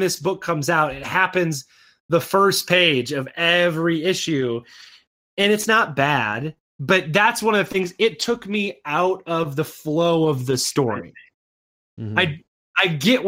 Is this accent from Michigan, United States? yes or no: yes; Saginaw, Michigan, United States; I grew up in Michigan in Saginaw